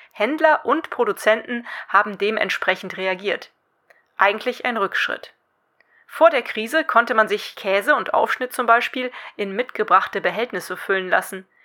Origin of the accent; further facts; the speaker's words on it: Cologne, North Rhine-Westphalia, Germany; Die beiden sind die Geschäftsführerinnen zweier Unverpacktläden hier in meiner Heimatstadt Köln.